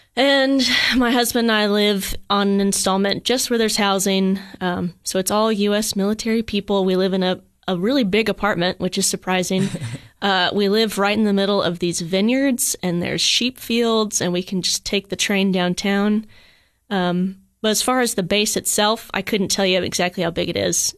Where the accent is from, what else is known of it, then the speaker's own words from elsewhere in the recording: Cookeville, Tennessee, United States; moved away as an adult; also born or lived in Johnson City, Tennessee / Colorado Springs, Colorado; now in Germany; I'm born and raised Cookville, Tennessee